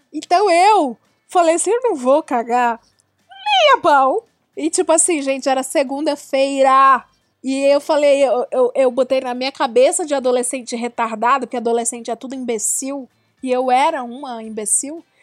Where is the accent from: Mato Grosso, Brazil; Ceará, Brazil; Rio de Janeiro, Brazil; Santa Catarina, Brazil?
Ceará, Brazil; Eu sou do Ceará, eu era de periferia, nunca viajei para fora assim na, nesse esquema.